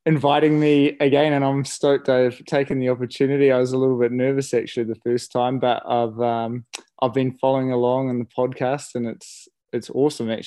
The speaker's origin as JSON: {"language": "English", "town": "Okere Falls", "region": "Bay of Plenty", "country": "New Zealand", "tie": "born or raised there", "said": "i guess i grew up in Okere Falls so that's where the Okere River or the kaituna river flows from"}